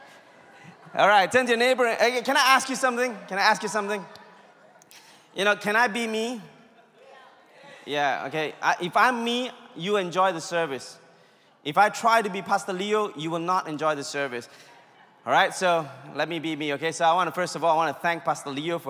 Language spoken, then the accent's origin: English; India; I'm Indian